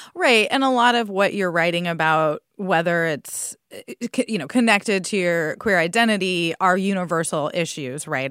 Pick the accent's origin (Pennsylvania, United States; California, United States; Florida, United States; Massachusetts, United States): California, United States; San Diego; I grew up in San Diego